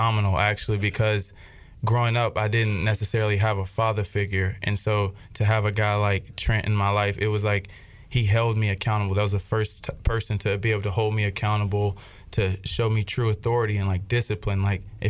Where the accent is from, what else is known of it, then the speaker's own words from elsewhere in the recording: Greenville, North Carolina, United States; also born or lived in Ahoskie, North Carolina; I was born in Ahoskey, North Carolina, in Hereford County. And I moved here, me, my mother, and my two older brothers. We moved to Greenville. I was 8 years old